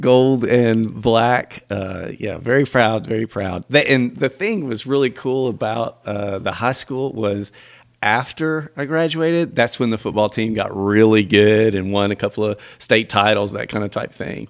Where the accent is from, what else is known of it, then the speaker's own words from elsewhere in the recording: Millington, Tennessee, United States; also born or lived in Memphis, Tennessee; I grew up in, in uh, town right outside of, of Memphis, little suburb called Millington, Tennessee.